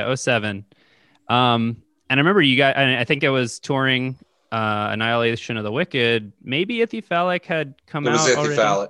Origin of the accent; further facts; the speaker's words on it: Bay Area, California, United States; I'm from the Bay Area, California